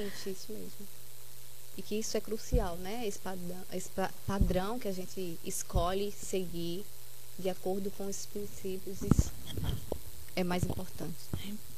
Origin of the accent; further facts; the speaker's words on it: Carpina, Pernambuco, Brazil; sou daqui de Carpina mesmo